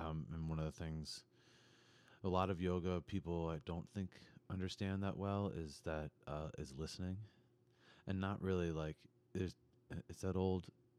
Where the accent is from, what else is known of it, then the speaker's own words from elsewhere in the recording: New York City, New York, United States; And when I was young, I grew up in New York City